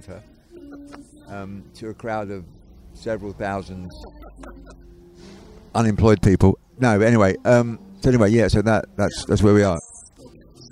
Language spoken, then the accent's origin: English; London, United Kingdom; I grew up in London